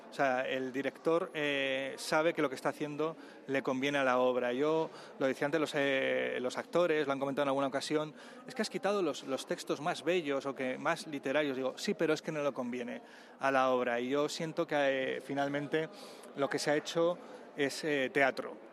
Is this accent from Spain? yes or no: yes; Vilches, Andalusia, Spain; los recuerdos propios de de mi pueblo, de, de Vilches en, en, Jaén. En este sentido sí que eh, siento que la, que la obra, eh, sin ser autobiográfica, tiene mucho, mucho, mucho de lo que es mi infancia